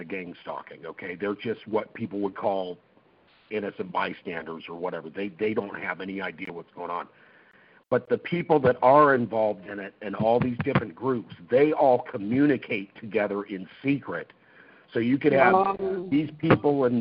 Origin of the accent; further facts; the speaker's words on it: Oregon, United States; also born or lived in California; I was originally from California, and we moved to Oregon when I was like a year and a half older. So I've been raised here in Oregon